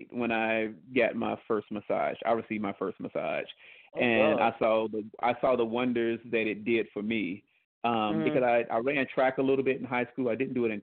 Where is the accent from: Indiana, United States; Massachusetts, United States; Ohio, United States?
Indiana, United States; moved away as an adult; now in Dallas, United States; I'm originally from Indiana. I live in Dallas now.